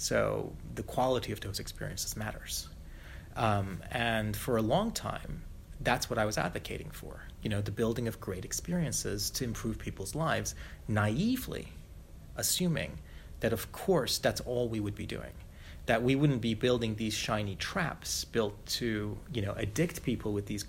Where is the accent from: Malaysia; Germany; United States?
Malaysia; I grew up as a third culture kid. Little white kid growing up in Malaysia, hugely spoiled, very privileged, complete brat.